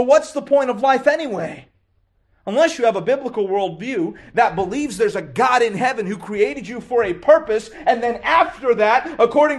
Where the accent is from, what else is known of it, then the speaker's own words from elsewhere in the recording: Lexington, Kentucky, United States; I grew up in Lexington, Kentucky